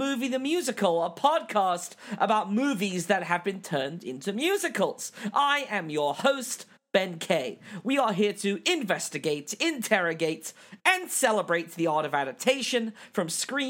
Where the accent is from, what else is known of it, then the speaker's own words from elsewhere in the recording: England, United Kingdom; I'm English.